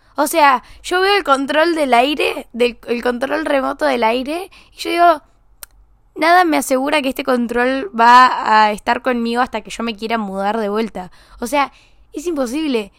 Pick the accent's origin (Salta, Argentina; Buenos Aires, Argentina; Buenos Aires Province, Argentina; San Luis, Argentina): San Luis, Argentina; moved away; voy a San Luis, a mi pueblo, a mi ciudad